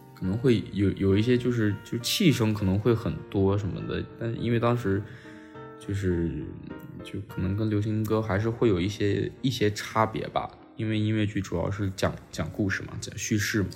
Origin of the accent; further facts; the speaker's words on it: Xi'an, Shaanxi, China; moved away; also born or lived in Tianjin / Beijing / Shanghai; 西安是我的，就老家嘛，我西安人，是我家乡